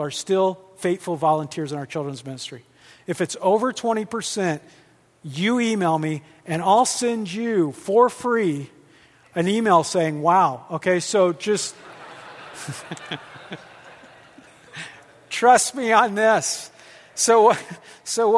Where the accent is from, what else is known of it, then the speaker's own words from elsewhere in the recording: Midwest, United States; I'm from the Midwest